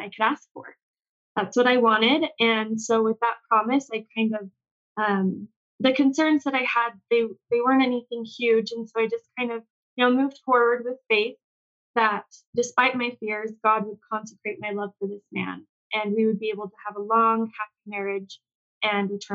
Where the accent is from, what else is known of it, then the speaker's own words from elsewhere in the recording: Cedar Hills, Utah, United States; I was raised in Cedar Hills, Utah